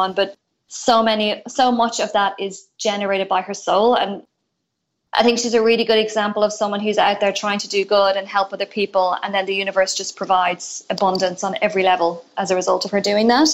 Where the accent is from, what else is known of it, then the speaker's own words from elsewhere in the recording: Ireland; moved away as an adult; now in Australia; I'm originally from Ireland mm-hmm. and I moved to Australia seven years ago next month